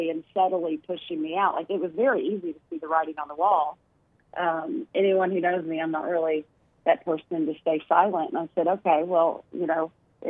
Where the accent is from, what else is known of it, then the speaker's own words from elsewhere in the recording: Arkansas, United States; moved away; my home state